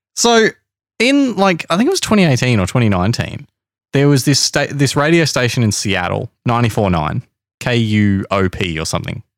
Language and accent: English; Australia; I am Australian